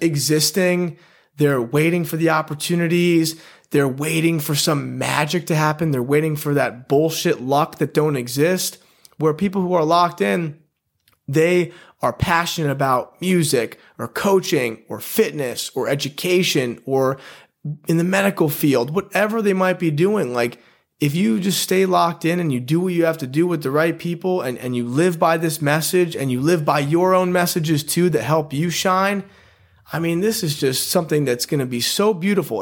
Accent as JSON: {"language": "English", "town": "Guilderland", "region": "New York", "country": "United States", "tie": "born or raised there", "also_born_or_lived": "Poughkeepsie, New York / Wyoming / Oregon", "said": "I grew up in upstate New York, Guilderland, went to Guilderland High School"}